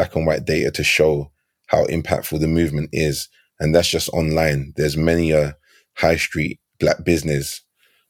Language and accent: English; London, United Kingdom; I grew up in Battersea